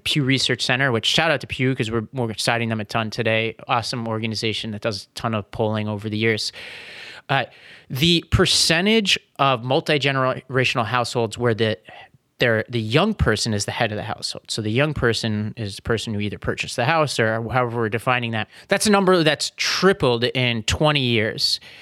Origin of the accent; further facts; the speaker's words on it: New York City, New York, United States; moved away; I grew up in Staten Island